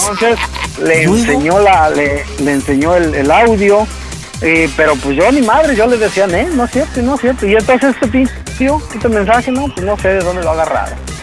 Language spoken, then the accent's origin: Spanish; Toluca, State of Mexico, Mexico; moved away; Nosotros somos de Toluca